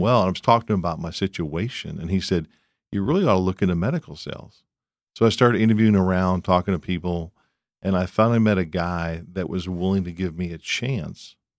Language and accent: English; Columbus, Ohio, United States; moved away as an adult; also born or lived in Houston, Texas; now in Dallas, United States; I grew up in Columbus, Ohio